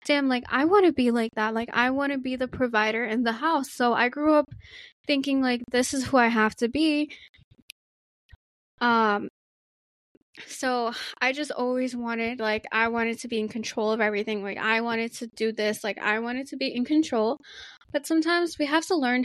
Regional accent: New York City, New York, United States; growing up in Queens and Brooklyn, New York City

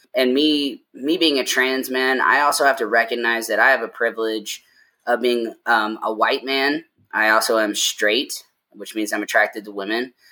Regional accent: Lexington, Kentucky, United States; moved away as an adult; now in Denver, United States; I was born and raised in Lexington, Kentucky, and I moved to Denver in 2017

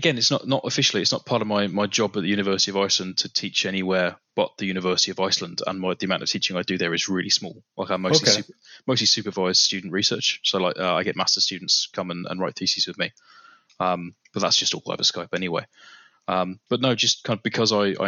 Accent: Coventry, West Midlands, United Kingdom; accent: British; also born or lived in Ireland; now in Denmark; I'm an Irish citizen, but I grew up and went to school in Coventry.

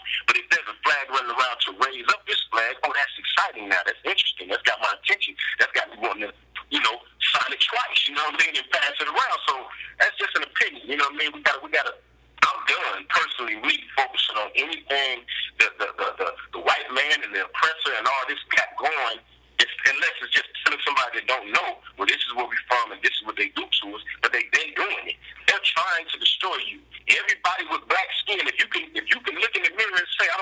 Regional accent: Gulfport, Mississippi, United States; I'm from Mississippi.

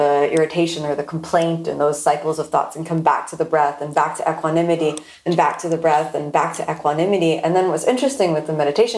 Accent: Florida, United States; I'm born and raised in Florida

